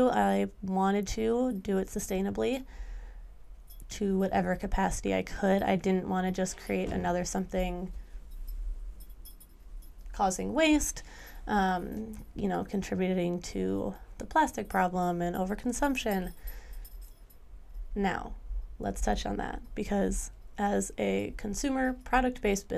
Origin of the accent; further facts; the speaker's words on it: Lake Michigan, Midwest, United States; I've also grown up working and living on Lake Michigan